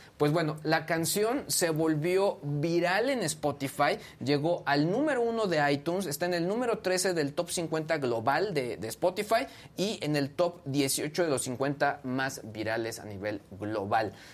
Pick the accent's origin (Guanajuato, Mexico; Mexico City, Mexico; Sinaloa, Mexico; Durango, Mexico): Guanajuato, Mexico; San Luis de la Paz; moved away; la, calle donde yo crecí en, mi infancia